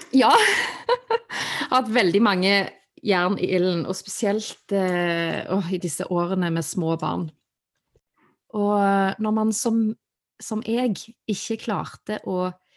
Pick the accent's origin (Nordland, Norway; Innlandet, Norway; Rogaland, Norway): Rogaland, Norway; Stavanger; Jeg er født og oppvokst i Stavanger